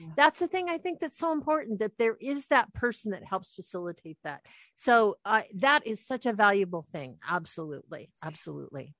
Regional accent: Anacortes, Washington, United States; we lived when we grew up in Anacortes and we lived right on the water

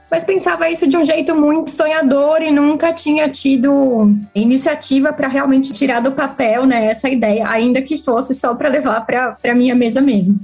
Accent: Jundiaí, São Paulo, Brazil; moved away as an adult; now in São Paulo, Brazil; nasci e cresci em Jundiaí, aqui pertinho de São Paulo

